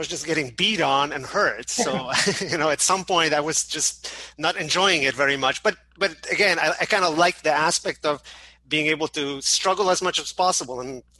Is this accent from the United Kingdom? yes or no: no; Canada; also born or lived in Poland; now in Chicago, United States; Yeah, I mean, I was born in Poland, but most of my, like, high school and college years I spent in Canada. And then in 2000, I moved to Chicago